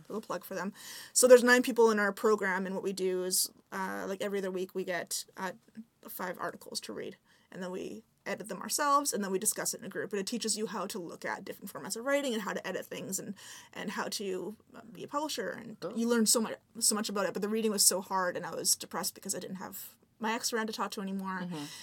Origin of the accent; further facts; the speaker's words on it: Victoria, British Columbia, Canada; now in Vancouver, Canada; because I grew up in Victoria and there's nowhere else to go